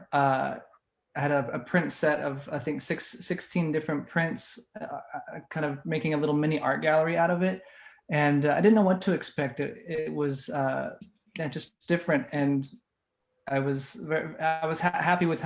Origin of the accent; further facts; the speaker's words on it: Los Angeles, California, United States; I'm from Los Angeles